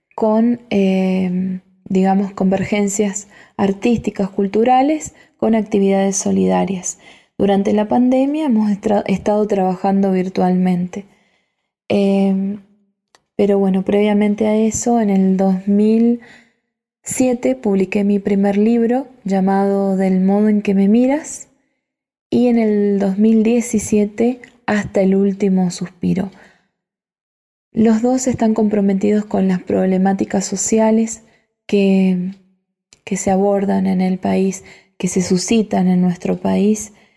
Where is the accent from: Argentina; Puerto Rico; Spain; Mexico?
Argentina; Angaco, San Juan; en el país, en la provincia, en mi pueblo, Angaco